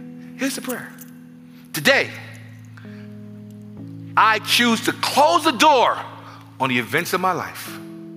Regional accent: New York City, New York, United States; I'm from the Bronx

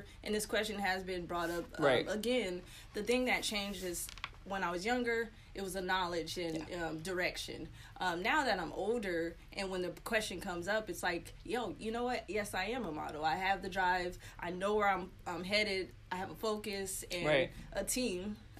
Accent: San Diego, California, United States; also born or lived in Orlando, Florida; I was born there. My dad was in the Navy, but I was raised primarily in San Diego.

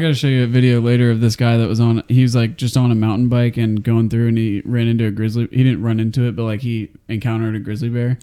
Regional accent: Ohio, United States; I'm from Ohio.

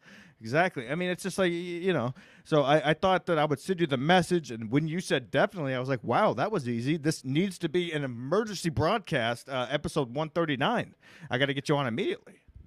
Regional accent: Matthew McConaughey's hometown, Texas, United States; McConaughey is actually from my hometown.

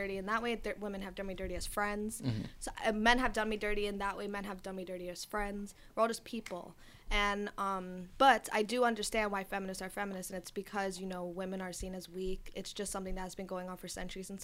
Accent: New York City, New York, United States; I'm from Astoria. I'm from Queens

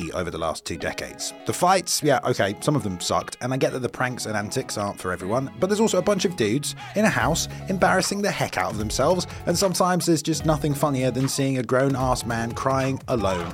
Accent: England, United Kingdom; I am English

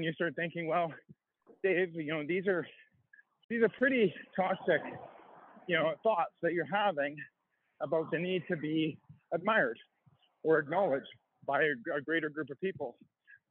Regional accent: High River, Alberta, Canada; I grew up in Canada. I grew up in a small town called High River in Alberta.

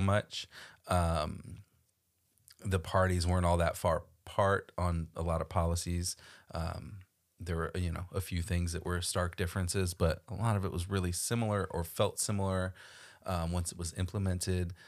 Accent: Florida, United States; I grew up in Florida

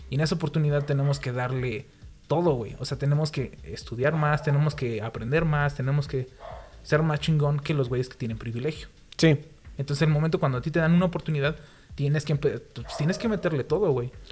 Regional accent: Mexico; Porque soy mexicano.

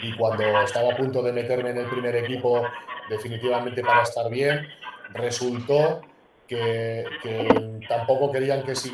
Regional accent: Málaga, Andalusia, Spain; la realidad es que yo me fui de Málaga y ha sido quizás, bueno, y, cuando me retiré del estudiante de los dos equipos que me he ido llorando, porque yo de Málaga no quería salir nunca a la vida.

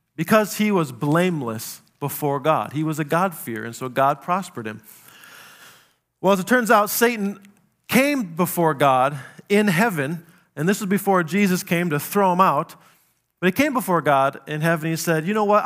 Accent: South Dakota, United States; I grew up in South Dakota

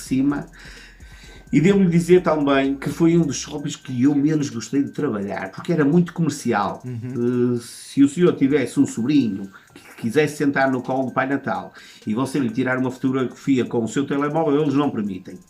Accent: Santo Tirso, Norte, Portugal; eu sou natural de Santo Tirso

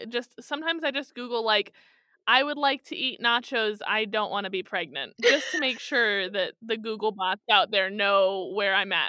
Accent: Kansas City, United States; I'm from Kansas City.

